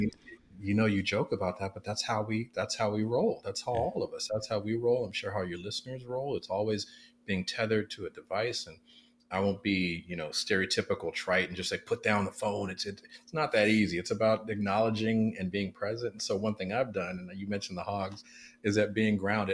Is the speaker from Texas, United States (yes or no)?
no; Oakland, California, United States; I am um, uh, born and raised in West Oakland, California